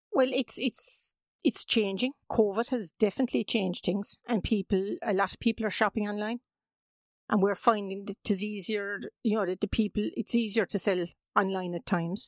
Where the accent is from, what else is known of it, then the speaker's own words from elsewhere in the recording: Mallow, Munster, Ireland; I grew up in Mallow, yes. I had a lovely childhood there